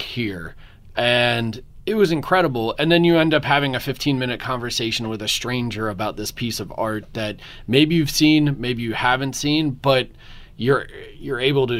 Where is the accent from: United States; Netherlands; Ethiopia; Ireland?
United States; Philadelphia, Pennsylvania; now in Austin, United States; I'm from Philadelphia originally